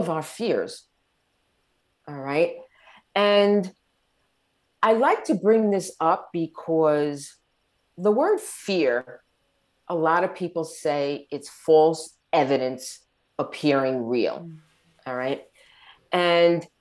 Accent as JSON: {"language": "English", "area": "Long Island", "region": "New York", "country": "United States", "tie": "born or raised there", "moved": "as an adult", "lives_now": "Southern Florida, United States", "said": "We were born and raised on Long Island, New York."}